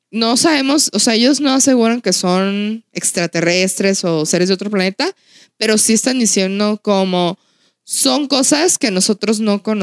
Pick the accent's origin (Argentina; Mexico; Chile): Mexico; el lugar donde yo somos, de, de Outland, es un lugar que se caracteriza porque ha habido muchos avistamientos.